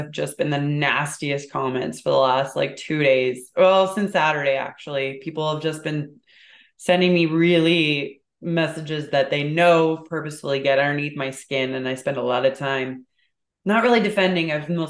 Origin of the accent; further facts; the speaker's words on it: Edmonton, Alberta, Canada; I grew up in Edmonton